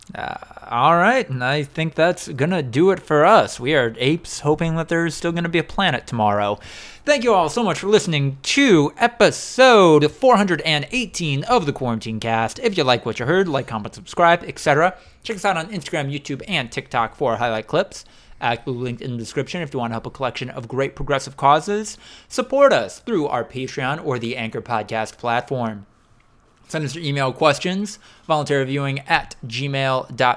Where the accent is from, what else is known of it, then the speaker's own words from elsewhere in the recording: United States; the Fox River that went through my hometown